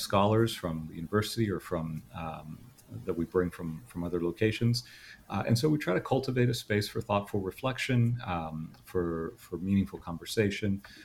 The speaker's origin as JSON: {"language": "English", "town": "Miami", "region": "Florida", "country": "United States", "tie": "born or raised there", "also_born_or_lived": "Clearwater, Florida / Orlando, Florida", "lives_now": "Gainesville, United States", "said": "I grew up in Miami, Florida"}